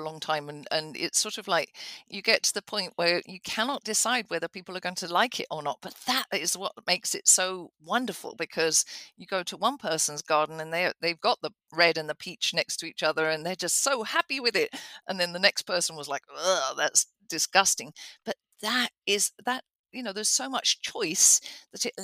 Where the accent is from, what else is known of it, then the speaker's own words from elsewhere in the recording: England, United Kingdom; moved away; I grew up in England with cottage gardens